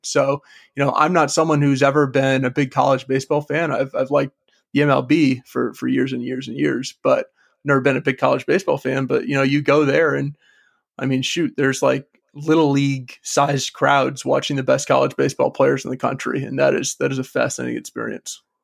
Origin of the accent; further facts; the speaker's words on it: Cleveland, Ohio, United States; also born or lived in Richmond; I was born in Richmond and then moved to Cleveland, Ohio when I was, you know, around fifth grade age